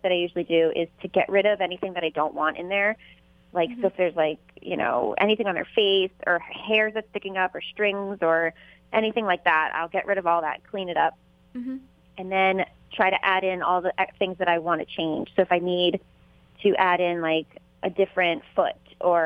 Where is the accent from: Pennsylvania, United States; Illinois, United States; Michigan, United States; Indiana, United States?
Pennsylvania, United States; Philadelphia; I'm from Philadelphia, Pennsylvania, and I started the Saints Project